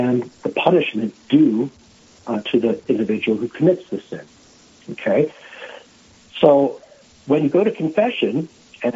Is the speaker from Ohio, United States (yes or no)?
no; Philadelphia, Pennsylvania, United States; moved away as an adult; also born or lived in South Dakota; now in Rapid City, United States; I am originally from Pennsylvania, from the Philadelphia area